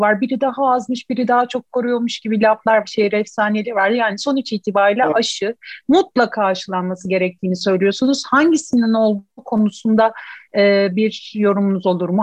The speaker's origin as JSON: {"language": "Turkish", "region": "İzmir", "country": "Turkey", "said": "ben İzmirliyim"}